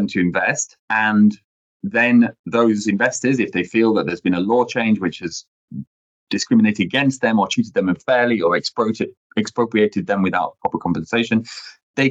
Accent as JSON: {"language": "English", "country": "United Kingdom", "first_language": "English", "moved": "as an adult", "lives_now": "Paris, France", "said": "I'm British originally, was trained in the UK."}